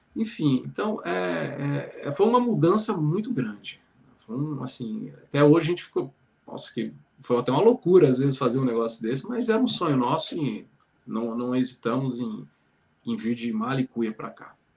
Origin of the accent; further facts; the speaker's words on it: São Paulo, Brazil; moved away as an adult; also born or lived in Espírito Santo / Ceará / Bahia; now in Ireland; Eu sou natural de São Paulo, né? Então, é, morei lá até os 18 anos